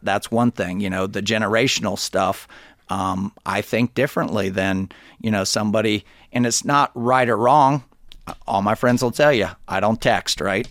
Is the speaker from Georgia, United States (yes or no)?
yes; Alpharetta, Georgia, United States; also born or lived in Athens, Georgia / Gainesville, Georgia; I'm from Alpharetta